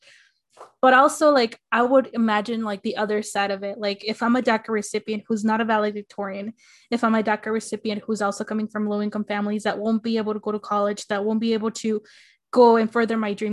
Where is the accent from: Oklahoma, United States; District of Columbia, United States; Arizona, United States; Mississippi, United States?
Arizona, United States; my hometown in Arizona